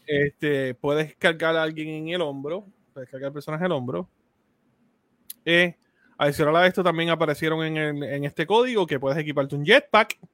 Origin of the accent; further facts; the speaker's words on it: Puerto Rico; nosotros dos somos de Puerto Rico